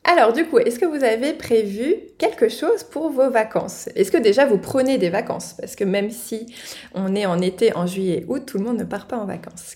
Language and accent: French; Normandy, France; now in Alsace, France; la Normandie, forcément ma région natale